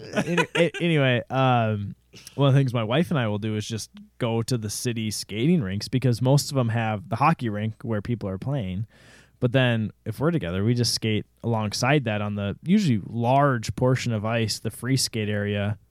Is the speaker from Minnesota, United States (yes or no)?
yes; Jordan, Minnesota, United States; I'm from Jordan, Minnesota, which is even smaller than Rosemount, Minnesota.